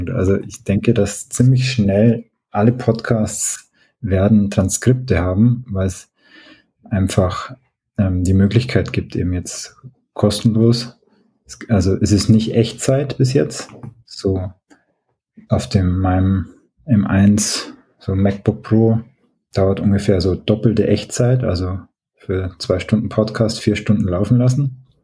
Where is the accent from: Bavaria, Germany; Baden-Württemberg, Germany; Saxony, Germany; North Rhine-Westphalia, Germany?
Bavaria, Germany; Oberstdorf; Ich bin aus Oberstdorf im, im Oberallgäu und ich habe da viele Aufnahmen so zur Ortsgeschichte und die sind natürlich im Dialekt die meisten